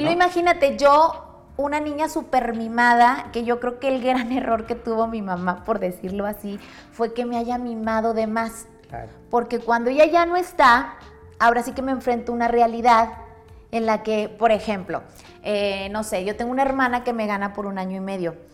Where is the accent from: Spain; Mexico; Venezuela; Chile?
Mexico; Monterrey, Nuevo León; yo soy originaria de Monterrey, toda mi vida he vivido en Monterrey